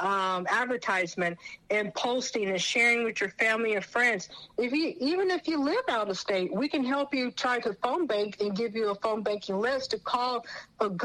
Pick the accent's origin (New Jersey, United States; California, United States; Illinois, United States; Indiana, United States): California, United States; being a Californian, because I was born and raised here